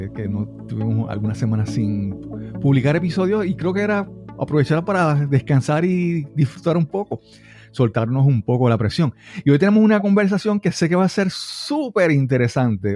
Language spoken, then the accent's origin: Spanish; Puerto Rico; en Puerto Rico le diríamos gerencia de proyectos